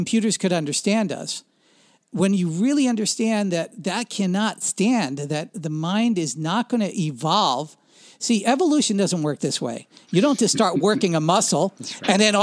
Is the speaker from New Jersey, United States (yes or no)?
yes; New Jersey, United States; I grew up in Central Jersey when the divestiture of AT&T took place